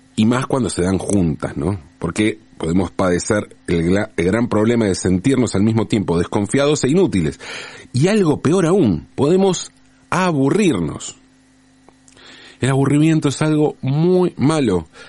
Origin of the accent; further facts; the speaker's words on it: Buenos Aires, Argentina; also born or lived in Valentín Alsina; Cuando yo era chico, entre los seis y los 18 años, viví en el barrio de Pompeya, aquí en la ciudad de Buenos Aires